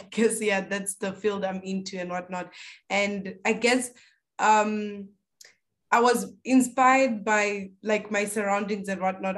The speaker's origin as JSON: {"language": "English", "region": "Limpopo", "country": "South Africa", "said": "We're from South Africa, Limpopo"}